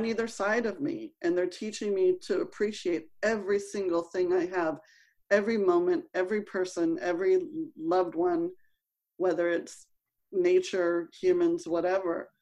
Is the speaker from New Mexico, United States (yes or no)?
no; Los Angeles, California, United States; I grew up in Los Angeles